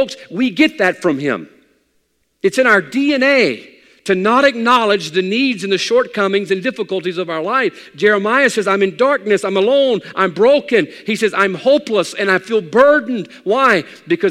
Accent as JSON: {"language": "English", "country": "United States", "said": "I'm an American male"}